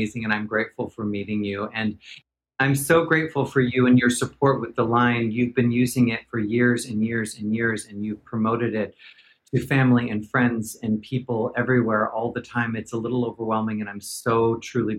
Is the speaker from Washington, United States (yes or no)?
no; Portland, Oregon, United States; moved away as an adult; also born or lived in Los Angeles / New York; I was born and raised in Portland, Oregon.